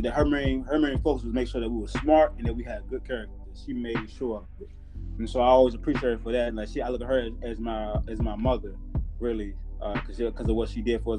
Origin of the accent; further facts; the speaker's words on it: Portsmouth, Virginia, United States; moved away as an adult; I'm from Portsmouth, Virginia